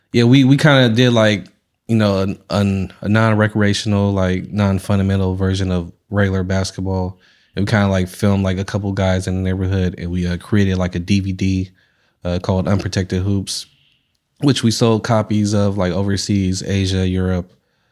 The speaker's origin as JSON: {"language": "English", "town": "San Francisco", "region": "California", "country": "United States", "tie": "born or raised there", "said": "I was born in the Bayview, and then like when I turned like 7, 8, I moved into Diamond Heights."}